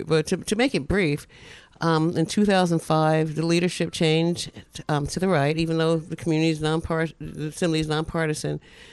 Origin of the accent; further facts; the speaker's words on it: Newark, New Jersey, United States; I'm a proud Newarker.